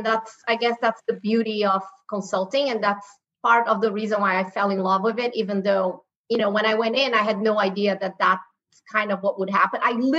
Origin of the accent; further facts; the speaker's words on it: Brazil; moved away as an adult; now in United States; I grew up in Brazil. I was born and raised in Brazil. First generation born in Brazil. My mom is from Spain. My dad is from China. You know, I've been in the U.S. for 20 years.